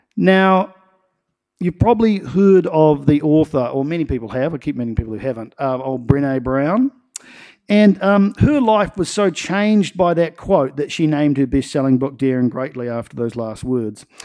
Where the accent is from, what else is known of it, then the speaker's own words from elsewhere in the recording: Nelson, New Zealand; growing up in Nelson